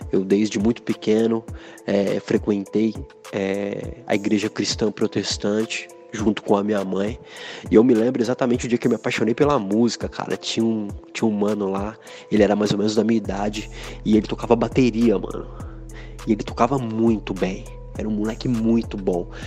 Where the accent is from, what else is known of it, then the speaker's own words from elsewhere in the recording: Americana, São Paulo, Brazil; Eu sou da cidade de Americana, no interior de São Paulo, uma cidade muito legal, super desenvolvida em termos econômicos, tão pertinho aqui de São Paulo.